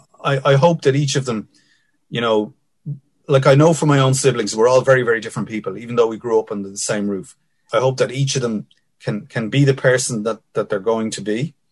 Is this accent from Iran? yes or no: no; Finglas, County Dublin, Ireland; but definitely growing up in Finglas, so I came from a very privileged background, Dad being a guard